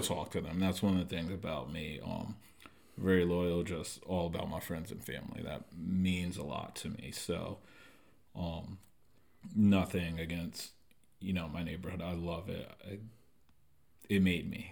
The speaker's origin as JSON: {"language": "English", "town": "Norwalk", "region": "Connecticut", "country": "United States", "tie": "born or raised there", "moved": "as an adult", "lives_now": "San Diego, United States", "said": "I'm from Norwalk, Connecticut. Uh, born and raised"}